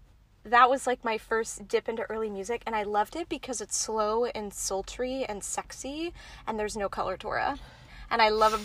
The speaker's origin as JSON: {"language": "English", "town": "Houston", "region": "Texas", "country": "United States", "said": "I'm from Houston, Texas."}